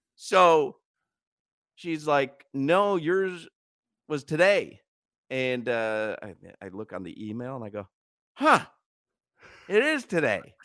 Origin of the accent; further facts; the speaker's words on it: Miami, Florida, United States; when you tell them Florida or Miami